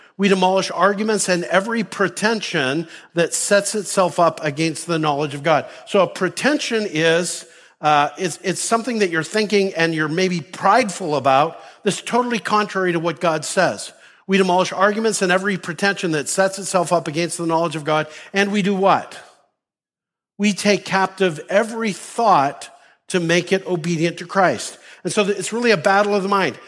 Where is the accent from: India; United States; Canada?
Canada; moved away; Me growing up in Canada